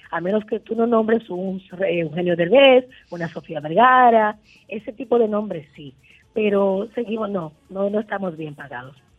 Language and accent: Spanish; Dominican Republic; Yo como dominicana